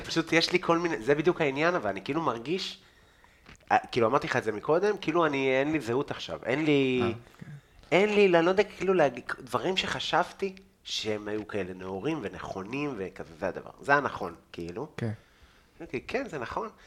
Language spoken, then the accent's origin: Hebrew; Israel; אני מפה